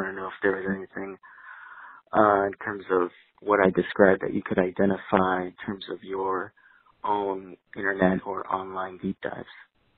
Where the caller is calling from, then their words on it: Los Angeles, California, United States; I'm talking from Los Angeles.